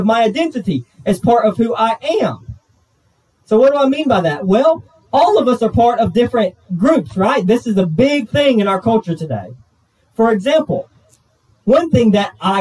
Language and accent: English; United States; I'm half white, I'm half Thai, I'm an American